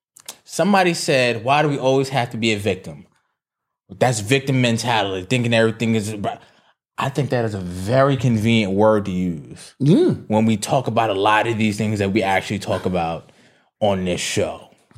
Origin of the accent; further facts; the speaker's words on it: New York, United States; I'm from the Bronx.